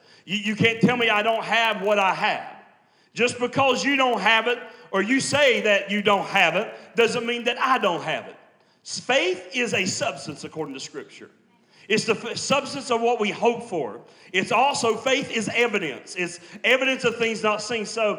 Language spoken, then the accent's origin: English; West Virginia, United States; every time I talk to people, they never think that I'm from West Virginia or anywhere like that. They always say Texas.